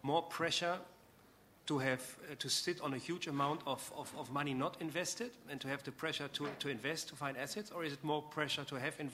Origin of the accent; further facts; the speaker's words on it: Germany; I'm coming from Germany